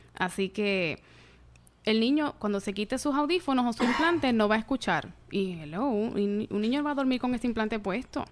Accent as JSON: {"language": "Spanish", "town": "Yabucoa", "country": "Puerto Rico", "said": "Yo soy original de Yabucoa"}